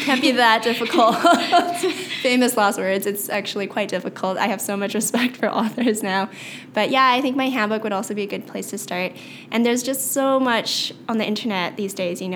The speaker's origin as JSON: {"language": "English", "town": "Vancouver", "region": "British Columbia", "country": "Canada", "tie": "born or raised there", "said": "I was born and raised in Vancouver."}